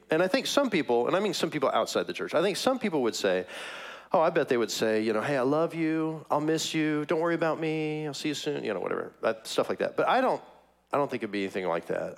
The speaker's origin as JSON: {"language": "English", "town": "Kansas City", "region": "Missouri", "country": "United States", "tie": "born or raised there", "moved": "yes", "said": "I'm from Kansas City, that's my hometown"}